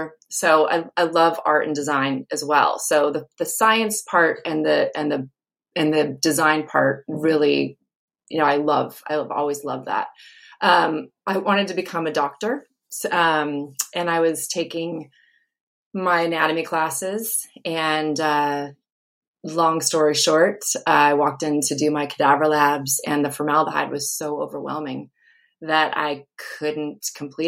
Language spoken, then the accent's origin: English; Santa Barbara, California, United States; now in Portland, United States; I grew up in Santa Barbara, California, beautiful place